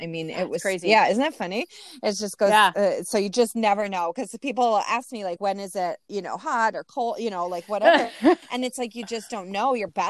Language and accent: English; Midwest, United States; we're also from the Midwest.